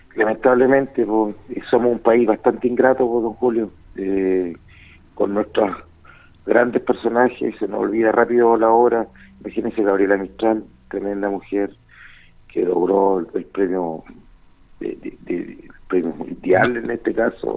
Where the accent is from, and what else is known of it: Chile